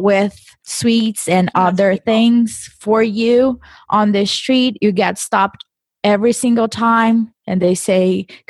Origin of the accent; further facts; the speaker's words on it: Brazil; moved away; I come from Brazil